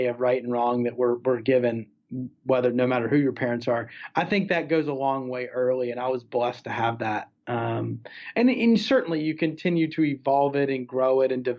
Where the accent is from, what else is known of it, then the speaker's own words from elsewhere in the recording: United States; I didn't choose growing up in America or being American